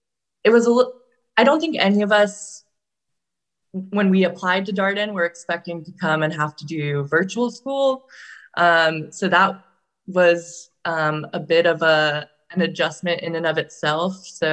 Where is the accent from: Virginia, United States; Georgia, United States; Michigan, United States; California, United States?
Virginia, United States; I'm from Virginia. Well, I'm technically from Virginia. I was an Army brat, so I lived in a lot of places growing up, but we spent most of our time in Virginia.